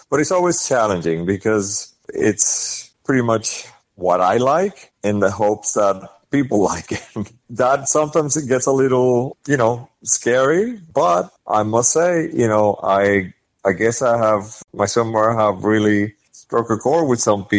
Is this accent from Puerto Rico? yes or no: yes; Puerto Rico; now in United States; I was born and raised in Puerto Rico, so it's a very macho culture